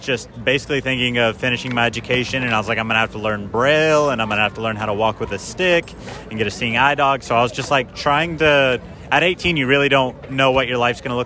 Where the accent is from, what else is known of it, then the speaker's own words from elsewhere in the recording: Oklahoma, United States; moved away as an adult; now in New York City, United States; I'm originally from Oklahoma